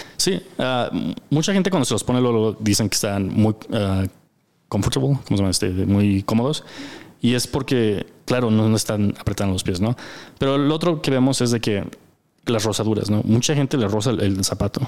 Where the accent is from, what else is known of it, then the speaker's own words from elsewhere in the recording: United States; now in Mexico; los socios somos de Estados Unidos